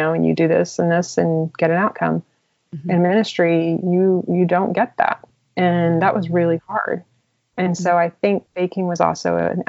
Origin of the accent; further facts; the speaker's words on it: Houston, Texas, United States; moved away; also born or lived in Italy; I'm from Houston, so I'm used to sunshine all year round